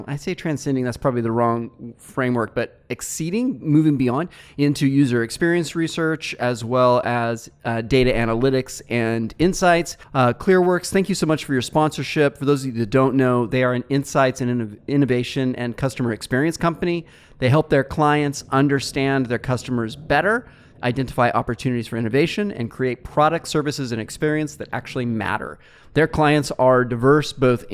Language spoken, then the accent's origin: English; Fresno, California, United States; I come from Fresno or Central California